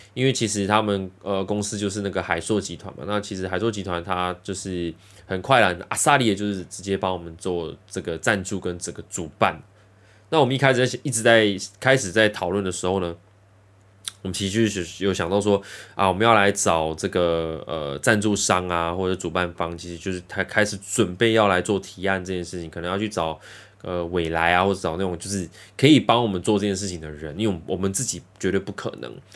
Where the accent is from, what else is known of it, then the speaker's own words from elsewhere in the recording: Los Angeles, California, United States; 因为我本身是在洛杉矶长大的， 洛杉矶出生的